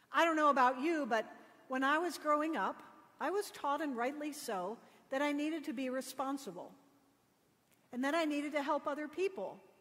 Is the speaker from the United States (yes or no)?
yes; Connecticut, United States; I grew up in Connecticut